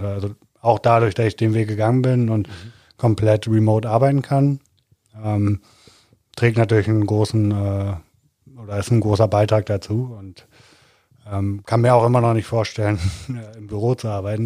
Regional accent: Hamburg, Germany; now in Cologne, Germany; ich komme aus Hamburg, äh, wohne in Köln

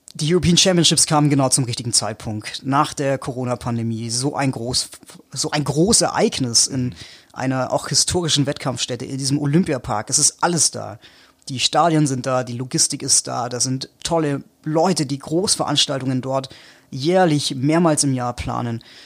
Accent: Allgäu, Bavaria, Germany; ich komme aus dem Allgäu, ich komme aus Bayern

